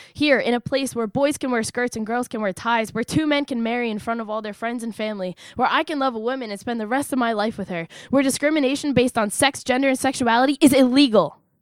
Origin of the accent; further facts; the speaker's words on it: United States; I'm an American